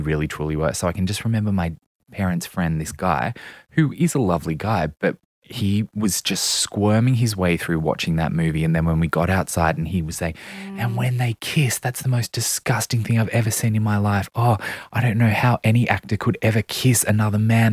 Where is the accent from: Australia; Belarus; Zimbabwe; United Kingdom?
Australia; Central Coast, New South Wales; I grew up on the Central Coast